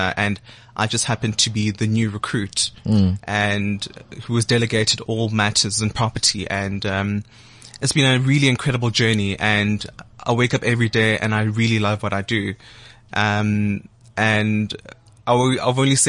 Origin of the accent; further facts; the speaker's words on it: Soweto, Gauteng, South Africa; born in Dobsonville, raised by a mother who worked in retail and a father who worked at Telkom